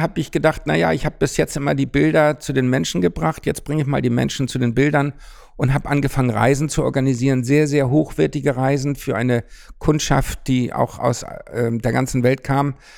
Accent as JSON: {"language": "German", "region": "Hamburg", "country": "Germany", "tie": "born or raised there", "moved": "as an adult", "said": "mal wieder nach Hamburg gekommen, in meine Geburtsstadt"}